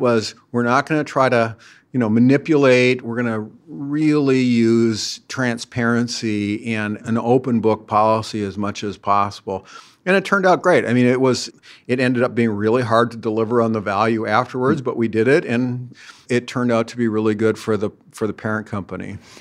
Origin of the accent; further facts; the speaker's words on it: Minneapolis–Saint Paul, Minnesota, United States; I grew up right here in the Twin Cities